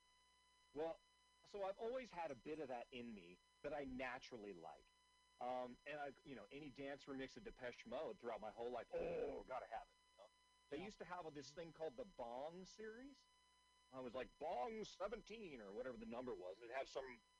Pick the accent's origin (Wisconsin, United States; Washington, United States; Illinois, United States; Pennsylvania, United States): Washington, United States; Seattle; I'm originally from Seattle